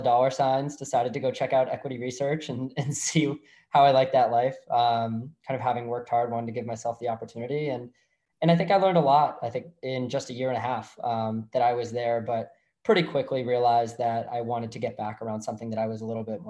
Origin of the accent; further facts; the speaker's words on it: Martha's Vineyard, Massachusetts, United States; I grew up in Massachusetts off Cape Cod, an island called Martha's Vineyard